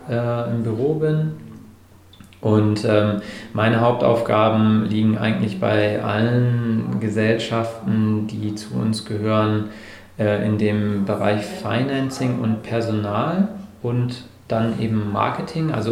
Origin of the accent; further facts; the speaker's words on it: Bremerhaven, Bremen, Germany; moved away as an adult; bin dann äh, aus meiner Heimatstadt Bremerhaven nach ähm, Bremen gegangen